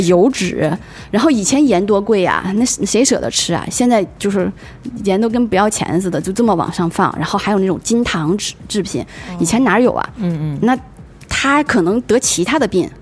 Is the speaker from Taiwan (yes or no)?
no; China; 以我们中国人的是，那个饮食习惯